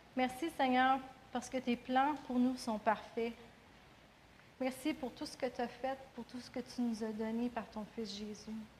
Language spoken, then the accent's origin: French; Quebec, Canada; en tant que Québécois